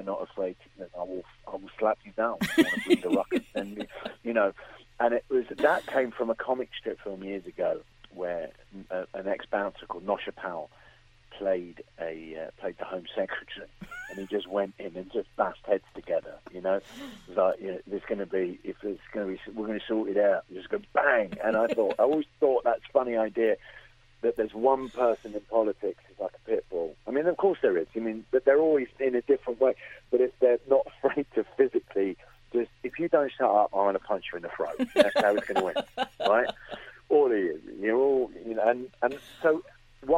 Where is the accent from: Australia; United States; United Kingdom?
United Kingdom; London; also born or lived in Belfast; growing up in London